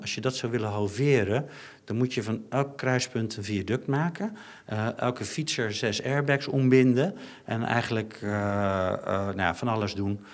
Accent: Netherlands; wij als Nederlanders

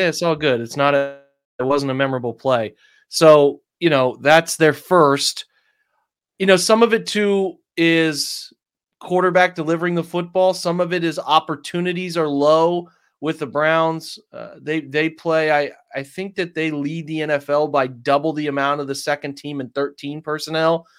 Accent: England, United Kingdom; I'm an English guy

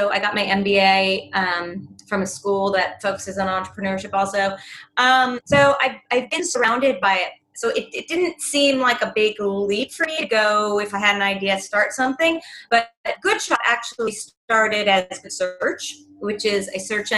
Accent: Los Angeles, California, United States; moved away as an adult; now in New York, United States; I grew up

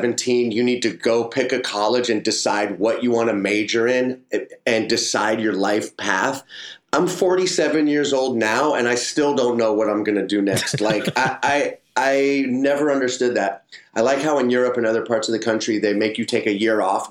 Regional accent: San Francisco, California, United States; I'm from San Francisco, California.

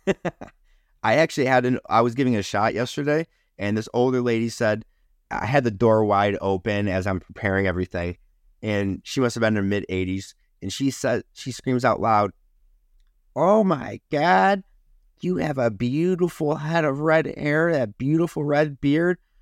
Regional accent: Rochester, New York, United States; Kodak um, in my hometown used to be uh, everybody worked for Kodak in this area. And they had multiple buildings spread across Rochester

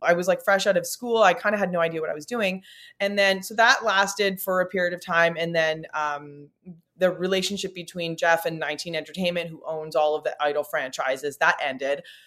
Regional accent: Timmins, Ontario, Canada; now in Toronto, Canada; I grew up in Timmins, Ontario, small town, Northern Ontario, in a pre-internet era.

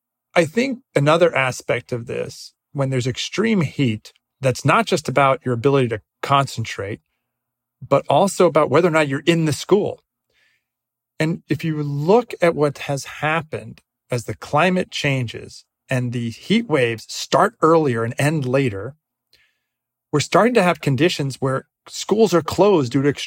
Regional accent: Northeast, United States; I grew up in the Northeast. We never had school closures due to heat, even in June.

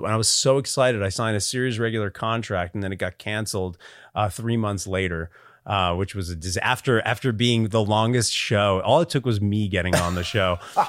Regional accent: United States; I grew up 45 minutes outside of New York City

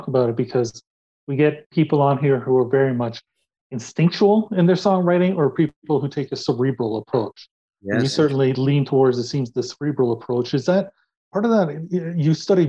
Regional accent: Canada; Yeah, we're Canadian actually.

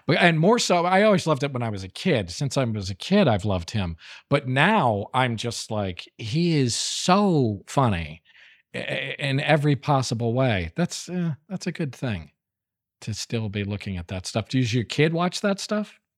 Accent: New Haven, Connecticut, United States; I grew up in New Haven, Connecticut.

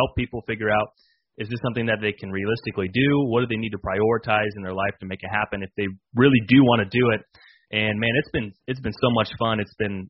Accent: Illinois, United States; born and raised in Illinois

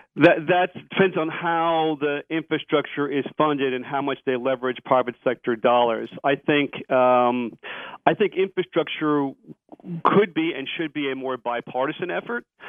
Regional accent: New York, United States; I'm from New York. I'm a New York taxpayer

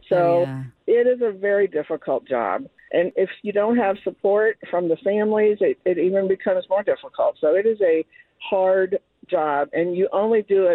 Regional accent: Hamilton, Ohio, United States; also born or lived in Ross, Ohio; I am not from Ross either. I'm from Hamilton, and then I moved to Ross

